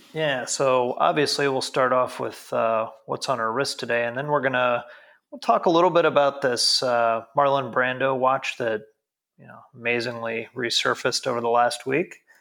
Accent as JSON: {"language": "English", "country": "United States", "moved": "yes", "lives_now": "Frankfurt, Germany", "said": "as an American"}